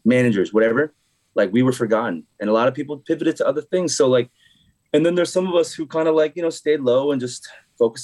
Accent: Philadelphia, Pennsylvania, United States; moved away; also born or lived in New York City; I'm from Philadelphia originally

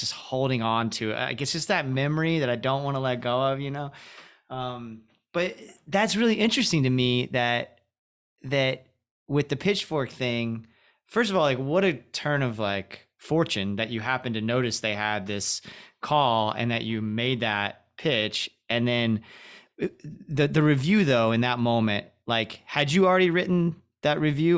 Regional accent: Florida, United States; also born or lived in Kentucky; I am from Kentucky originally, but grew up in Florida.

